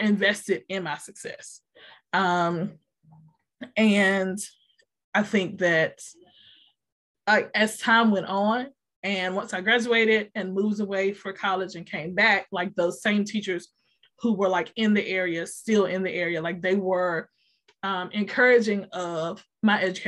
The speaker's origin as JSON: {"language": "English", "town": "Roanoke Rapids", "region": "North Carolina", "country": "United States", "tie": "born or raised there", "said": "I'm originally from Roanoke Rapids, North Carolina."}